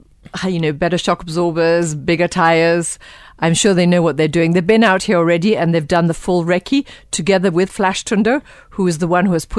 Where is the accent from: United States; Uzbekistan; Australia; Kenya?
Kenya; we're proudly Kenyan to host it here in Kenya